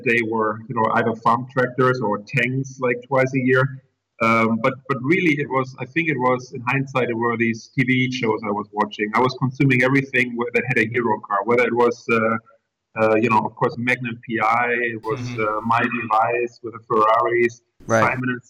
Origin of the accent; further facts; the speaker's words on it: Germany; English is a second language; moved away as an adult; also born or lived in Coventry, England; as you can, probably hear by the accent and by the name, I was born in Germany. In a rural area